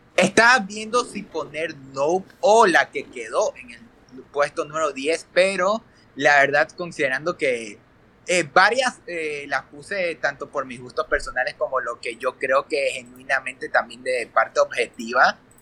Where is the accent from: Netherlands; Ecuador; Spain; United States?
Ecuador; yo soy de Ecuador